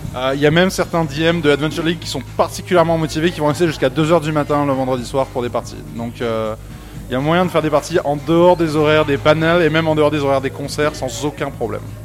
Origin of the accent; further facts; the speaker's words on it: France; moved away as an adult; now in Montreal, Canada; moi je suis français de France